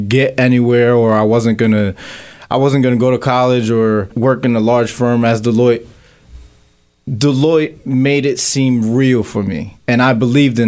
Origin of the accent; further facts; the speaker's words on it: Philadelphia, Pennsylvania, United States; I grew up here in Philadelphia, went to school in Kensington International Business High School